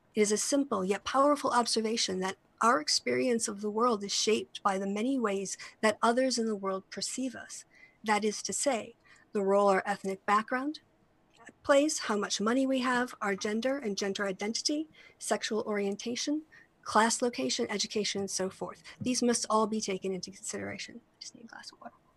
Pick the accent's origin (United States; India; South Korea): United States; my home country of the United States